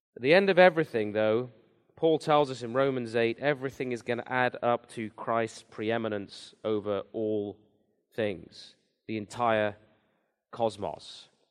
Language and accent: English; England, United Kingdom; moved away as an adult; I'm from England originally, came here ten years ago now.